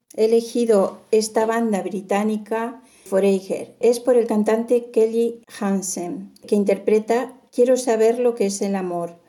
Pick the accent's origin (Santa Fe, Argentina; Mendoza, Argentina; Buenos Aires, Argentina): Buenos Aires, Argentina; now in Monforte del Cid, Spain; yo nací en Buenos Aires